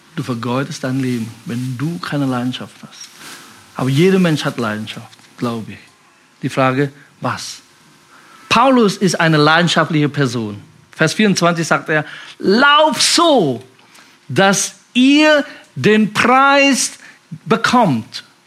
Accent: Indonesia; German is a second language; moved away as an adult; now in Germany; Ich komme aus Indonesien, bin so mit, mit 19 hier nach Deutschland gekommen, bin chinesischer Abstammung.

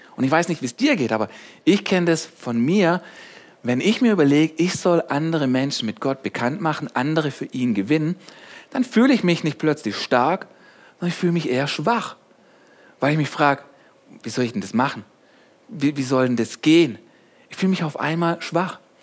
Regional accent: Germany; ich bin hier aufgewachsen, ich bin Deutscher, einfach nur ein Deutscher

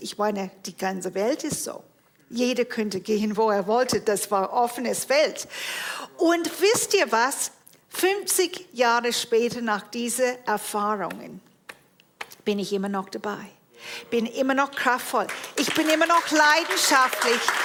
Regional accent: Toronto, Ontario, Canada; moved away; Ich bin geboren und aufgewachsen in Toronto, Kanada

